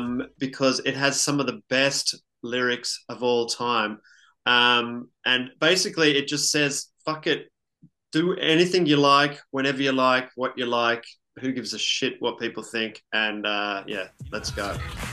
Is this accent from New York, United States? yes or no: no; Oakland, California, United States; We're hailing from East Oakland, California, and sometimes it gets a little hectic out there.